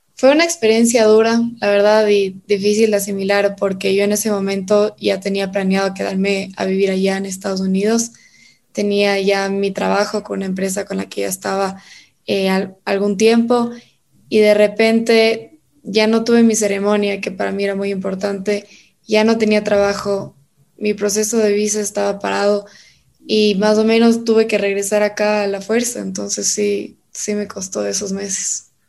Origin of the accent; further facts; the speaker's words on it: Ecuador; also born or lived in Tallahassee, Florida, United States; estudié aquí todo mi, mi colegio en la unidad educativa Tomás Moro